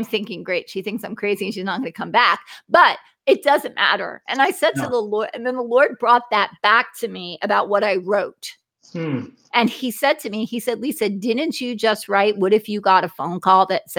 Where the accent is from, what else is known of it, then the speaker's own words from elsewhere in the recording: New Jersey, United States; because I'm from New Jersey, so you just don't know what you're dealing with. I'm not in the Bible Belt.